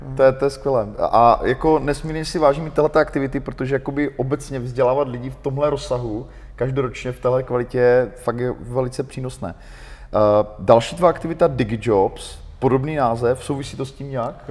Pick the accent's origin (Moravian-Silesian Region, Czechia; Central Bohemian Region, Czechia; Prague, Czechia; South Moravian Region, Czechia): Moravian-Silesian Region, Czechia; Ostrava; jsem z Ostravy